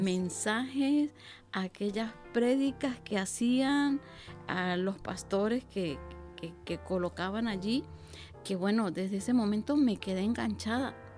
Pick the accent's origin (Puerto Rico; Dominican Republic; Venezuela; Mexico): Venezuela; moved away as an adult; also born or lived in Basque Country; now in Bilbao, Spain; yo soy venezolana y estoy en el País Vasco